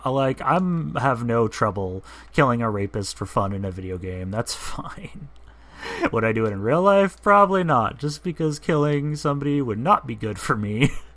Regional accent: United States; I'm an American

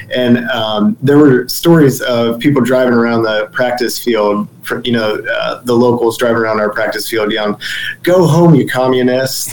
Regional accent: Dover, Ohio, United States; moved away as an adult; also born or lived in Cleveland, Ohio / Kent, Ohio; now in Sarasota, United States; moved back to my hometown to be closer to family

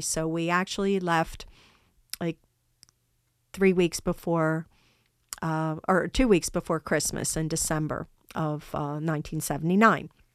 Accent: United States; I'm American. Yes, I'm American.

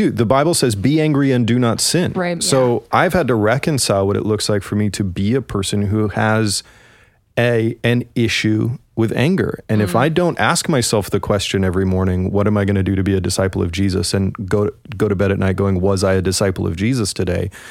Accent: United Kingdom; I'm a British

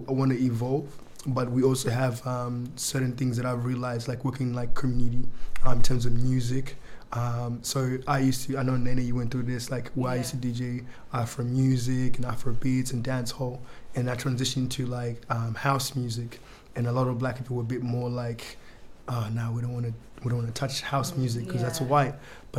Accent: Southeast, United States; so I grew up in the Southeast, and I grew up in, like, a Christian, like, household.

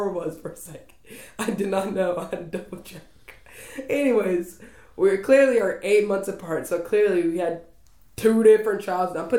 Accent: Texas, United States; I have to claim that I'm Texan

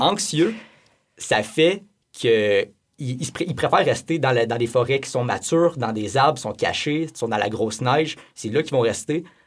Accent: Abitibi-Témiscamingue, Quebec, Canada; surtout dans mon coin de pays, en Abitibi-Témiscamingue

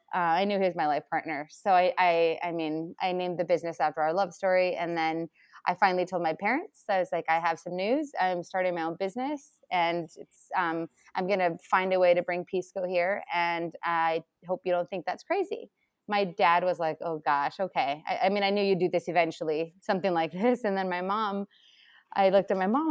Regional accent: Chile; now in United States; I come from Chile

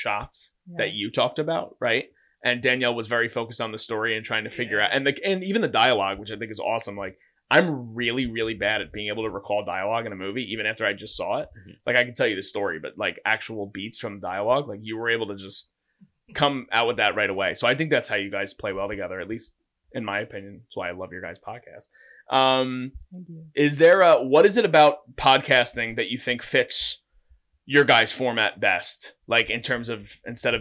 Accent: New Jersey, United States; we're all from Jersey

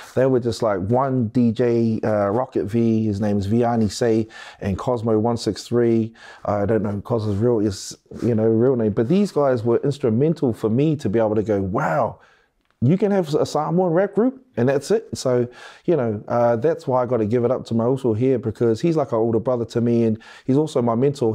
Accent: Wellington, New Zealand; I'm from Wellington

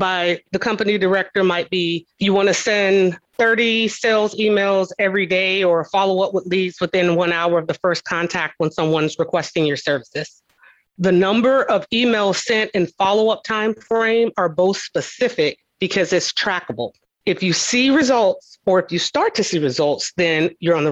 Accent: the South, United States; I'm from the South

